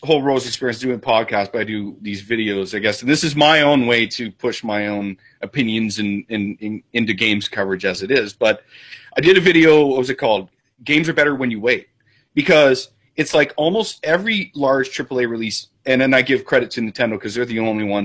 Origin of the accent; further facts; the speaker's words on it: Canada; I'm Canadian